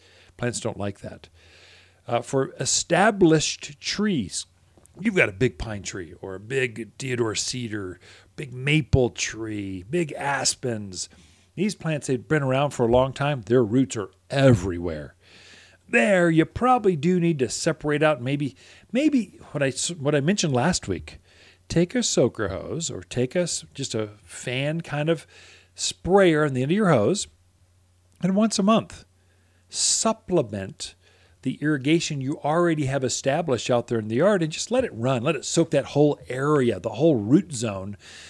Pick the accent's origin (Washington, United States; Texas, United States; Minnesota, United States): Washington, United States; Seattle; now in Prescott, United States; Yeah, well, I'm from Seattle. We got rain every day.